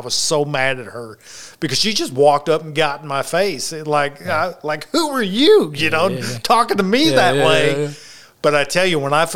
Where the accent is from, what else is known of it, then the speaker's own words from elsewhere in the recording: the rice fields of Arkansas, United States; I'm from the rice fields of Arkansas